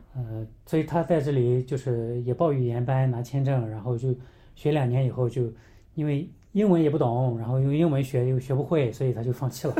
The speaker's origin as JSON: {"language": "Chinese", "country": "China", "moved": "as an adult", "said": "以前在国内我是汉族嘛"}